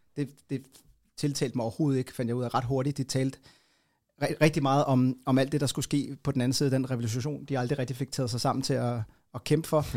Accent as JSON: {"language": "Danish", "town": "Copenhagen", "region": "Capital Region of Denmark", "country": "Denmark", "tie": "born or raised there"}